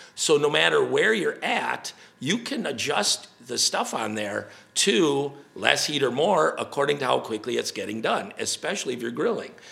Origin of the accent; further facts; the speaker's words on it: Wisconsin, United States; we're from Wisconsin